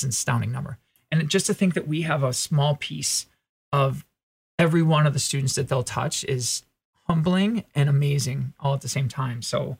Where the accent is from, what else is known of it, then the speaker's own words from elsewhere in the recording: Midwest, United States; Well, so I'm from the Midwest and I'm taught to be humble